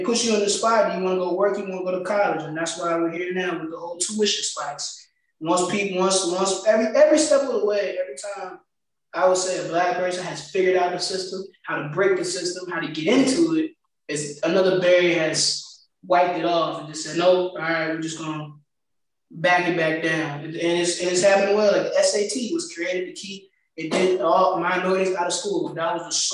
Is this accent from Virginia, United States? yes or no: yes; Farmville, Virginia, United States; my hometown